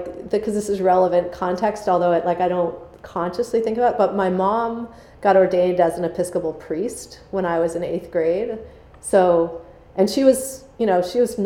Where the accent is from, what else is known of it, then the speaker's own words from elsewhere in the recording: outside of Boston, Massachusetts, United States; I grew up outside of Boston